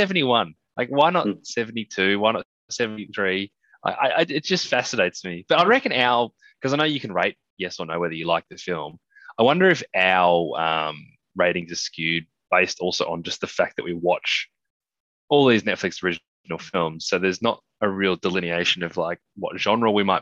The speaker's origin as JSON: {"language": "English", "country": "Australia", "said": "being an Australian"}